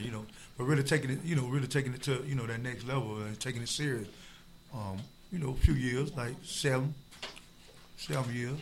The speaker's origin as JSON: {"language": "English", "town": "Tampa", "region": "Florida", "country": "United States", "said": "I'm from Tampa"}